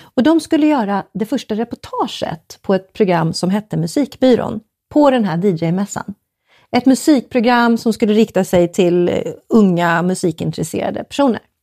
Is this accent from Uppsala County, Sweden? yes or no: yes; Uppsala, Uppsala County, Sweden; moved away as an adult; also born or lived in Stockholm; jag är från Uppsala